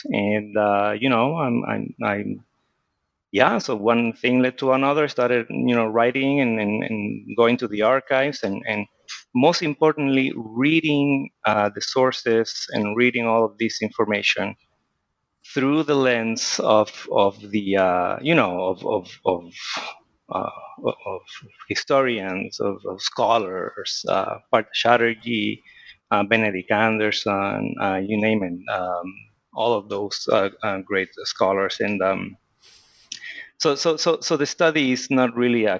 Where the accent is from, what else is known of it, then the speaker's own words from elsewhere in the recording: Puerto Rico; moved away; also born or lived in Chicago; I grew up in Puerto Rico